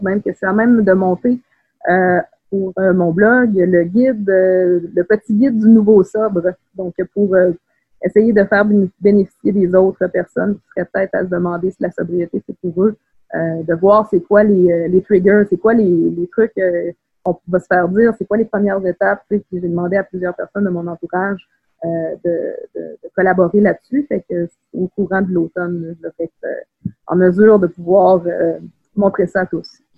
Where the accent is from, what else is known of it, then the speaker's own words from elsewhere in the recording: Quebec City, Quebec, Canada; moved away as an adult; also born or lived in Saint-Élie-de-Caxton; je viens de la ville de Québec. J'ai grandi à Beauport